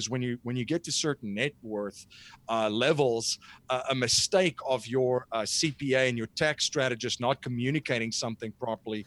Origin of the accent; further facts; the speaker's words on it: South Africa; moved away as an adult; now in United States; I'm originally from South Africa